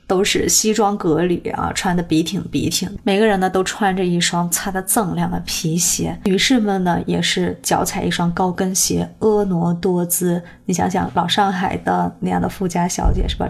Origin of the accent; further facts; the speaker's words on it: China; 我们中国人的奢侈品